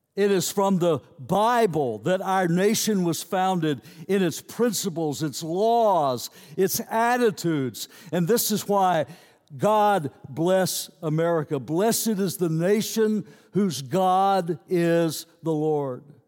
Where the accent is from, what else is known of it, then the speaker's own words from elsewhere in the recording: United States; I'm an American citizen